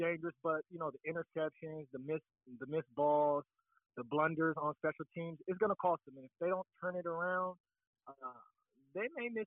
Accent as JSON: {"language": "English", "town": "San Diego", "region": "California", "country": "United States", "tie": "born or raised there", "said": "I grew up in the Lincoln Park community"}